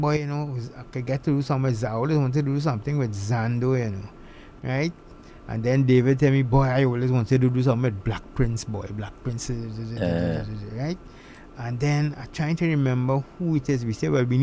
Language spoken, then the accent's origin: English; Trinidad & Tobago; There are things about being Trinidadian I like